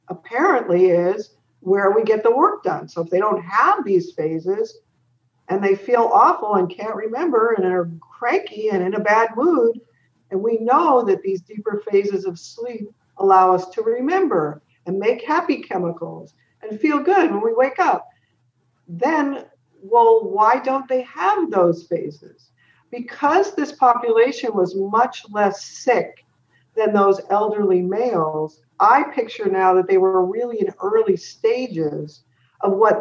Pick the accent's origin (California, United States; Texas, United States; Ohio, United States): California, United States; San Jose; also born or lived in San Francisco; I was born in San Francisco and then grew up in San Jose